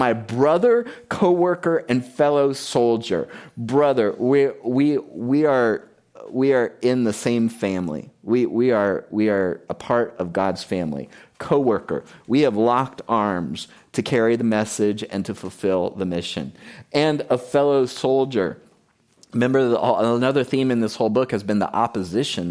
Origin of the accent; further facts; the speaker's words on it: South Florida, United States; moved away as an adult; also born or lived in Key West, Florida; I grew up in South Florida. I was born in Key West, Florida